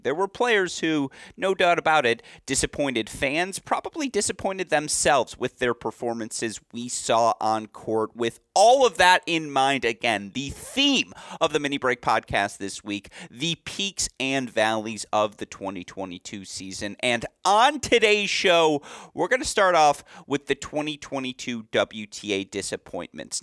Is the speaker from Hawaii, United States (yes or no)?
no; West Bloomfield, Michigan, United States; I grew up training. Shout out Sports Club West Bloomfield